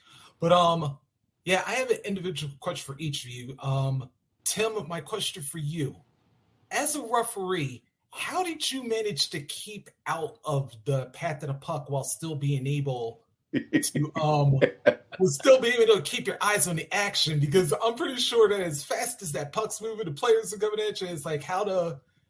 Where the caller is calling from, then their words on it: Durham, North Carolina, United States; I'm watching from Durham, North Carolina.